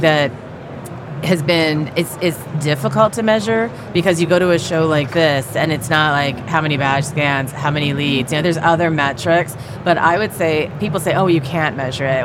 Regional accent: San Francisco Bay Area, California, United States; I grew up in the Bay Area

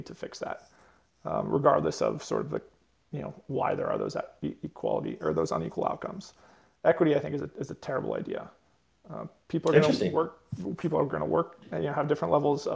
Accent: United States; we're all Americans

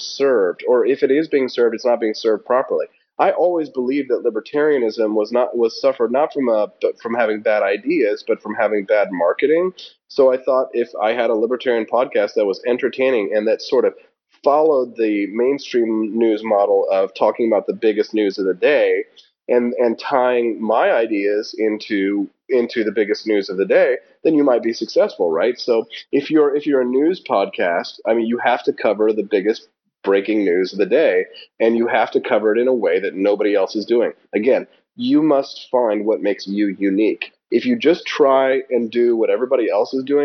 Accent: Peculiar, Missouri, United States; also born or lived in Independence, Missouri; I was born in Independence, raised in Peculiar

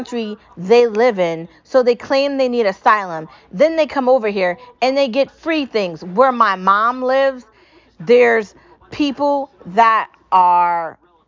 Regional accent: United States; I'm an American

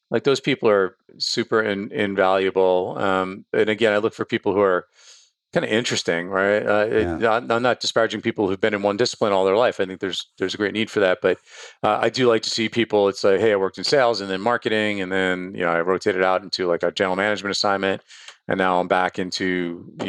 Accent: Bronx, New York, United States; where I started, which is I'm from the Bronx.

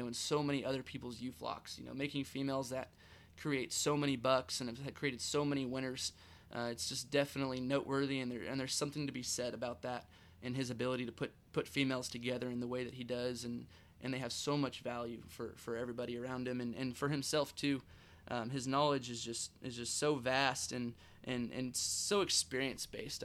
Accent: California, United States; now in Texas, United States; growing up in California

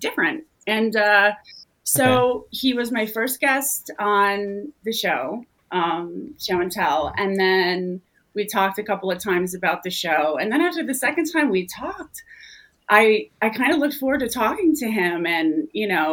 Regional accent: Michigan, United States; I'm from Michigan, I grew up in the Midwest

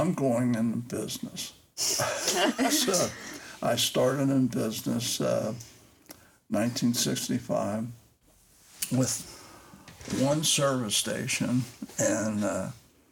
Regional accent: Cincinnati, Ohio, United States; born or raised there; also born or lived in Newport, Kentucky

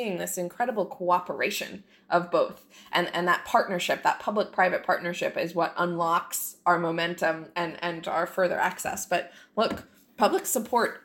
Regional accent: Jupiter, Florida, United States; I grew up in Jupiter, Florida

